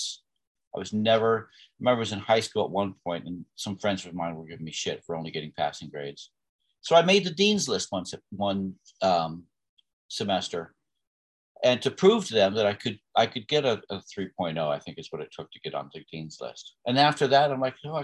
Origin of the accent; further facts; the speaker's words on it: Bethlehem, Pennsylvania, United States; I was born in 1963 in Bethlehem, Pennsylvania, to two wonderful people that raised six children